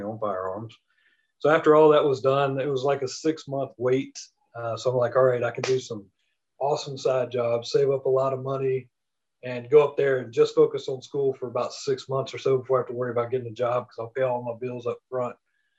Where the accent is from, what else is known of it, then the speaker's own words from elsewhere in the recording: the South, United States; I'm from the South, 13 miles from the school is nothing.